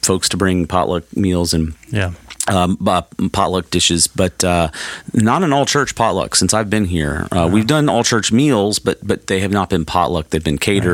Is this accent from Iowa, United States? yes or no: no; Alabama, United States; moved away; I'm from the South originally, from Alabama